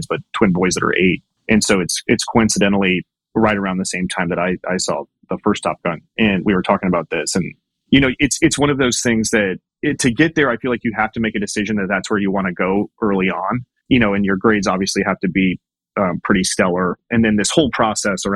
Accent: Kansas City, United States; moved away as an adult; also born or lived in West Point; I was born and raised in Kansas City.

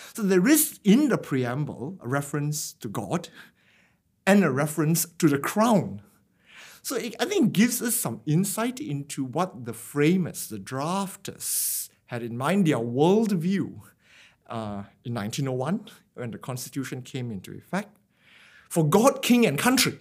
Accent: Penang, Malaysia; moved away as an adult; now in Australia; I grew up in Penang, a tropical island in the northern region of Malaysia. So I did my schooling there.

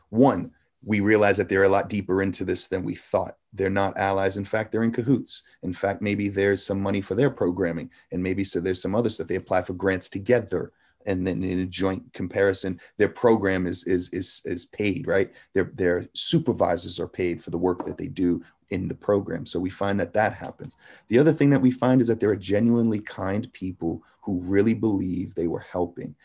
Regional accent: Anadarko, Oklahoma, United States; I am from the Delaware Nation of Anadarko, Oklahoma

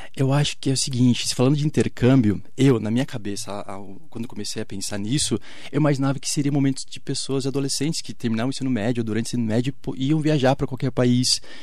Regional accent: Brazil; a gente brasileiro

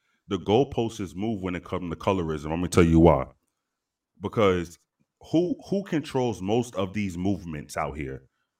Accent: New York City, New York, United States; So I remember growing up in New York City, and I would hear dark-skinned women call light-skinned women a high yellow bitch.

